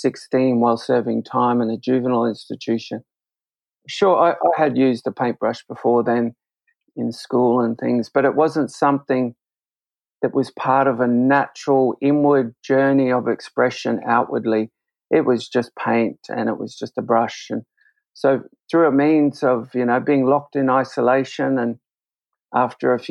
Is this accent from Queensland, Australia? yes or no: yes; Brisbane, Queensland, Australia; I grew up in Brisbane